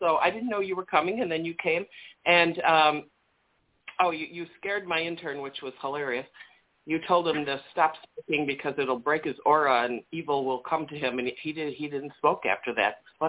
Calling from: Chicago, Illinois, United States; from Chicago.

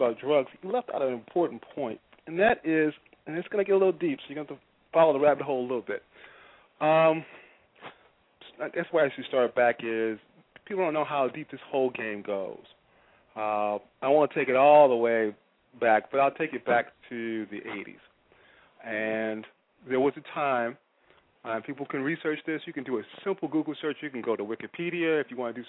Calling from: Chicago, Illinois, United States; Chicago, Bronzeville.

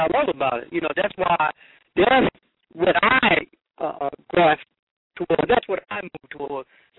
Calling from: Newark, New Jersey, United States; I'm calling from Newark, New Jersey.

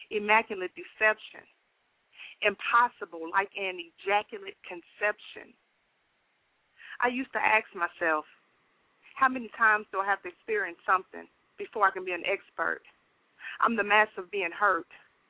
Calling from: Nashville, Tennessee, United States; I'm calling from Nashville.

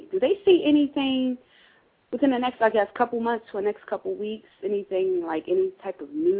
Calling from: Pennsylvania, United States

